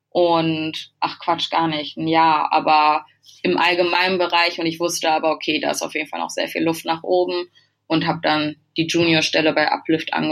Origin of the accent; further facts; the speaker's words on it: Bad Salzuflen, North Rhine-Westphalia, Germany; moved away as an adult; now in Hamburg, Germany; die war zu dem Zeitpunkt noch in meiner Heimat, in dem kleinen Örtchen Bad Salzuflen.